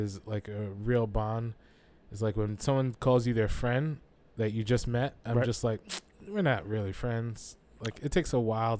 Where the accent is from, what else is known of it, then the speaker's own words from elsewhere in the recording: New York City, New York, United States; I'm from Brooklyn